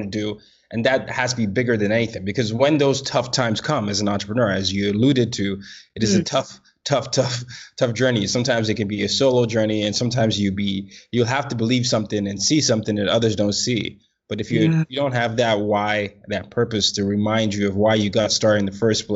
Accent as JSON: {"language": "English", "country": "Nigeria", "said": "I'm from Nigeria."}